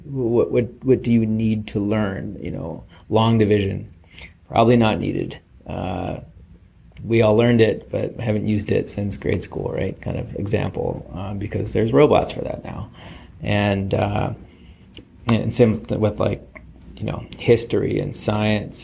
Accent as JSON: {"language": "English", "country": "Canada", "said": "be humble about being canadian"}